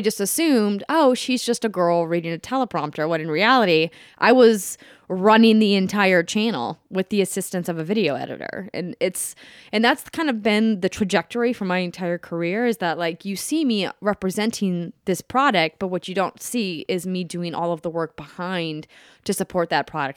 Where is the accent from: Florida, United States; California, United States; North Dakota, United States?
North Dakota, United States; Fargo; moved away as an adult; also born or lived in Minneapolis, Minnesota; now in Los Angeles, United States; I grew up in Fargo, North Dakota